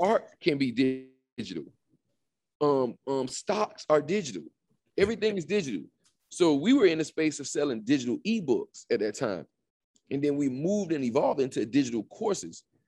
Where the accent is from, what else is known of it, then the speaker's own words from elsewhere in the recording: Opa-locka, Florida, United States; I'm from, um, born and raised in Miami, Florida. Um, more specific, Opelika